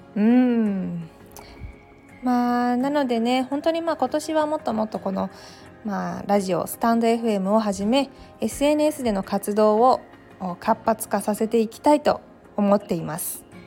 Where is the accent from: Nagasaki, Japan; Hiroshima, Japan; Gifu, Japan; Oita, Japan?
Gifu, Japan; Takayama; now in Tokyo, Japan; 実家から送ってもらった飛騨高山のお餅